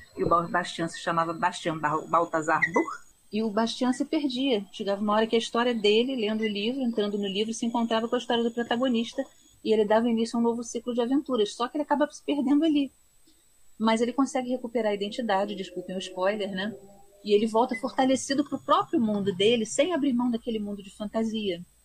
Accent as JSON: {"language": "Portuguese", "region": "Rio de Janeiro", "country": "Brazil", "also_born_or_lived": "Portugal", "said": "eu sou carioca, eu trabalho na Biblioteca Nacional. Eu morei antes em Portugal"}